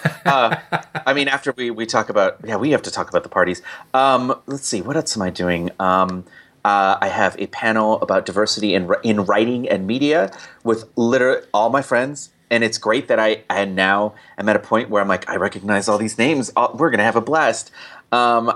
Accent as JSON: {"language": "English", "town": "Riverside", "region": "California", "country": "United States", "tie": "born or raised there", "said": "I was born down in Riverside, California"}